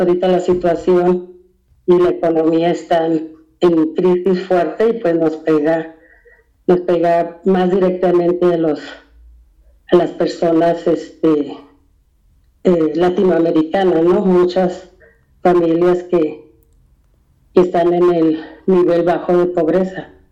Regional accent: Mexico; now in United States; no nos ven ni como mexicanos de este lado, porque nos fuimos

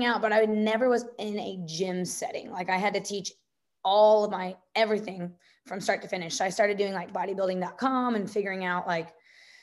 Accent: Evansville, Indiana, United States; I'm born and raised in Evansville, Indiana

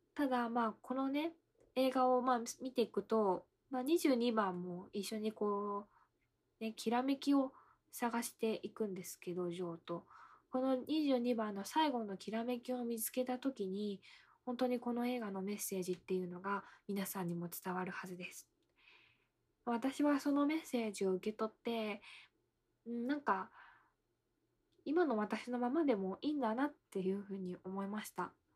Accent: Ibaraki, Japan; 私の地元が茨城なんで

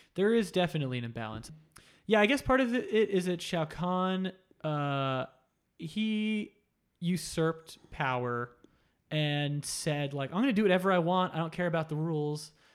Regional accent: Florida, United States; I grew up in Florida

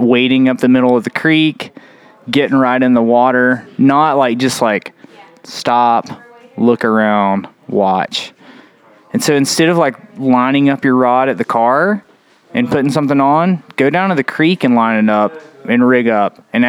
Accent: Bryson City, North Carolina, United States; I like smallmouth fishing a lot because I grew up doing both in Bryson City, yeah.

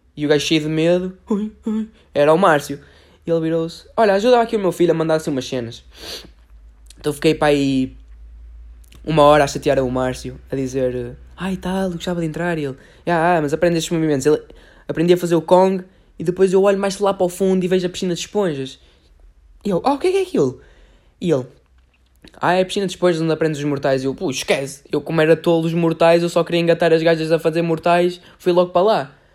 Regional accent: Porto, Norte, Portugal; nós somos do Porto

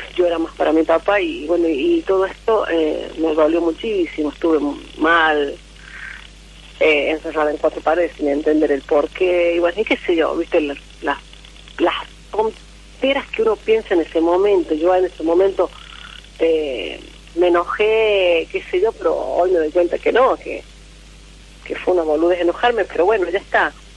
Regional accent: La Rioja, Argentina; also born or lived in Córdoba; De La Rioja.

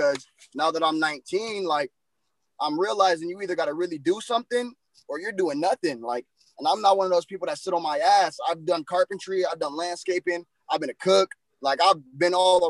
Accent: Detroit, Michigan, United States; I'm from Detroit, Davidson and Linwood

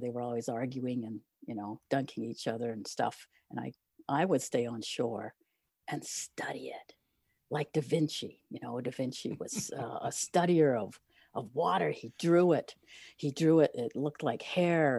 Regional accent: Eastern Townships, Quebec, Canada; I grew up in Quebec, Eastern Townships

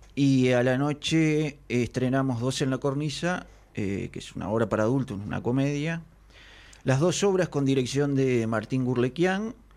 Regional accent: Conchillas, Colonia, Uruguay; also born or lived in Carmelo; Yo nací en Carmelo, vivía, me crié en Conchillas.

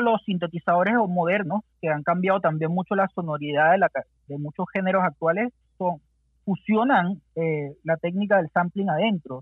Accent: Venezuela; moved away as an adult; now in Santiago, Chile; crecimos haciendo música allá en Venezuela

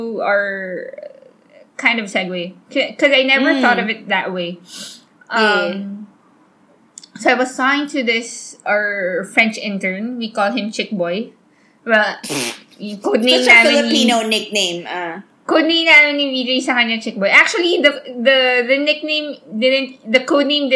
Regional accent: Philippines; moved away as an adult; also born or lived in Manila; now in Singapore; I'm Filipino

